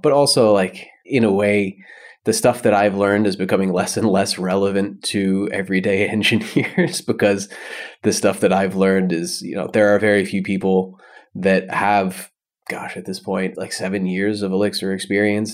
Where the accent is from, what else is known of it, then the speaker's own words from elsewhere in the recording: United States; moved away as an adult; now in Berlin, Germany; I am American, but I live in Germany. I've lived in Berlin for seven years now.